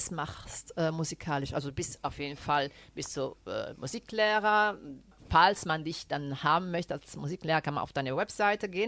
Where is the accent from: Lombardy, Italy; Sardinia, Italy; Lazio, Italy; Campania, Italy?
Lazio, Italy; accent: Roman; neppure io faccio in modo di, diciamo, di coprire il mio dialetto, la mia cadenza romana, perché fa parte di me.